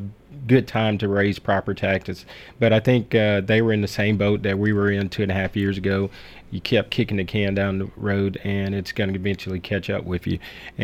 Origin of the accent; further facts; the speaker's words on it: Trenton, Tennessee, United States; moved away as an adult; now in Murfreesboro, United States; I am from West Tennessee. I grew up in a small town, Trenton, Tennessee, in Gibson County, and moved here in 2009.